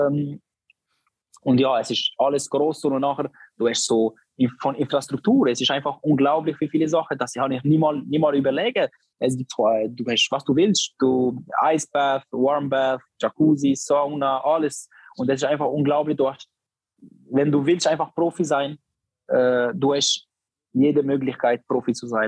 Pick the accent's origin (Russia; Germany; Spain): Spain; Barcelona, Catalonia; German is a second language; ich bin in Barcelona aufgewachsen